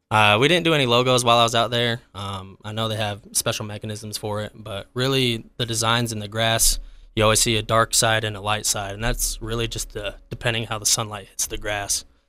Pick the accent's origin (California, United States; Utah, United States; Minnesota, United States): Utah, United States; Providence; also born or lived in Boston, Massachusetts; I grew up in the valley. I'm from Providence. Uh, grew up a huge Aggie fan.